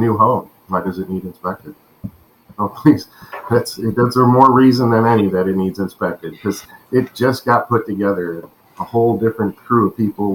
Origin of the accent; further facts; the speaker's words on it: Ohio, United States; also born or lived in Colorado; now in Florida, United States; we're both from Ohio. We were born and raised in Ohio, and we moved from the West Coast, actually, from Colorado to Florida